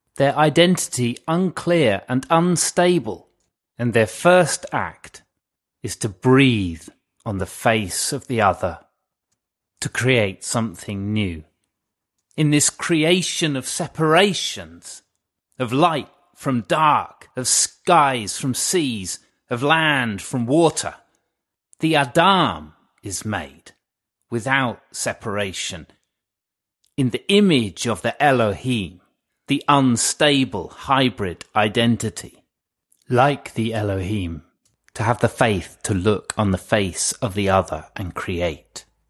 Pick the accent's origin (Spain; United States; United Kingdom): United Kingdom; England; now in Cornwall, United Kingdom; I am an Englishman in Cornwall